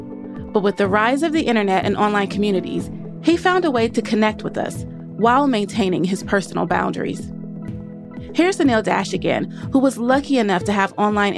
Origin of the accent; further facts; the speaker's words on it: Nashville, Tennessee, United States; what was his favorite thing about Nashville, my hometown.